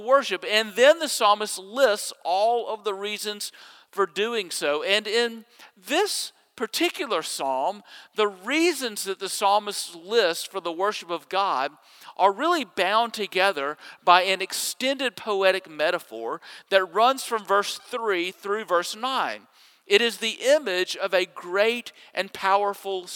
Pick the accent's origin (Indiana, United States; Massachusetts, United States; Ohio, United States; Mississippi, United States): Mississippi, United States; Jackson; When I was growing up in Jackson, Mississippi, my neighborhood pool was only a short bike ride from my house